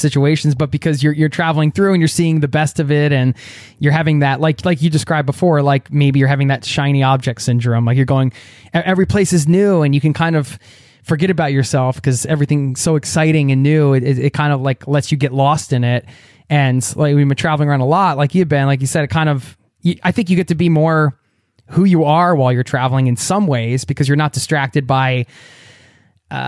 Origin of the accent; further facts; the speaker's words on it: United States; moved away as an adult; now in Norway; I love my home country, America, where I come from. And I wouldn't be who I am without being raised there.